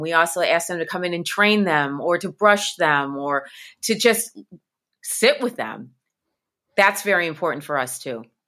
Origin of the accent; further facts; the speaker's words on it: Midwest, United States; I'm from the Midwest